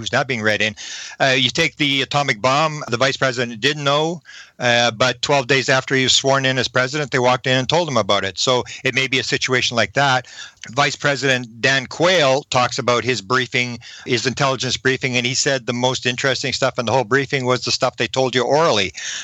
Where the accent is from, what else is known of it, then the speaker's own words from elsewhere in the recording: Canada; I'm a Canadian